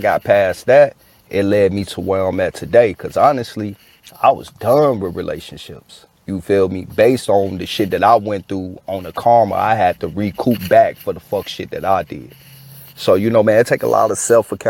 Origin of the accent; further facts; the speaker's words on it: Chicago, Illinois, United States; I grew up in Chicago too.